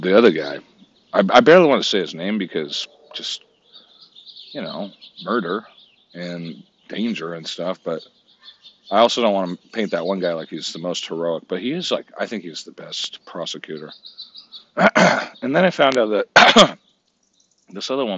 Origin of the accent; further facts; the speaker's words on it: Santa Cruz, California, United States; it was recorded in my hometown.